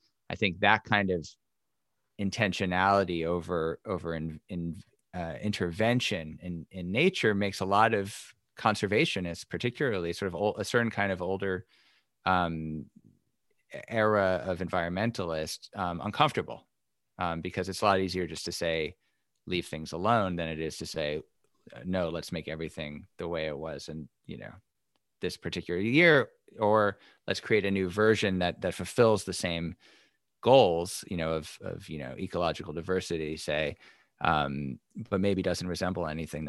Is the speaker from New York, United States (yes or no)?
yes; New York City, New York, United States; I grew up in New York City, and I the closest thing I got to nature, I guess, was Central Park or a baseball game, maybe, the expanse of you know, Shea Stadium.